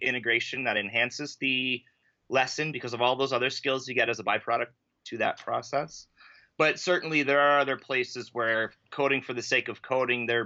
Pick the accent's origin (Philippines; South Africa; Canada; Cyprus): Canada; Ontario; I'm a teacher from Ontario, Canada